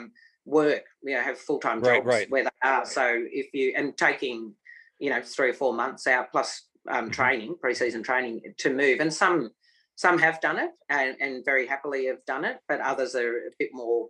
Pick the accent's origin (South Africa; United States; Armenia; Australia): Australia; New South Wales; now in Victoria, Australia; I grew up in New South Wales